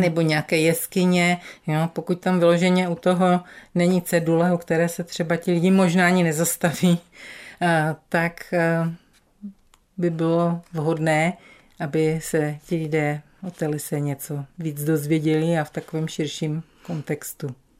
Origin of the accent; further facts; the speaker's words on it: Frýdek-Místek, Moravian-Silesian Region, Czechia; now in Ostravice, Czech Republic; narodila jsem se v Místku. Bydlela jsem tady do, eh, v Místku do 26 let